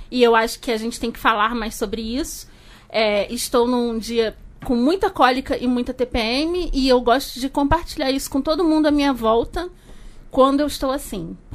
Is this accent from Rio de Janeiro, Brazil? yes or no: yes; Rio de Janeiro, Brazil; accent: carioca; Por causa do meu sotaque carioca